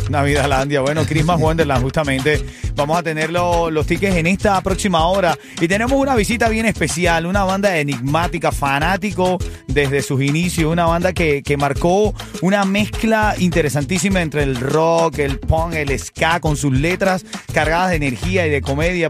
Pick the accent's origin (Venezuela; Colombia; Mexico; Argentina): Venezuela; Yo soy venezolano